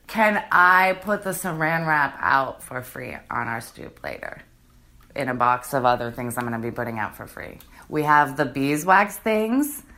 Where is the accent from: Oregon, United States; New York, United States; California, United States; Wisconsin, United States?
Oregon, United States; Portland; now in Brooklyn, United States; I grew up in Portland, Oregon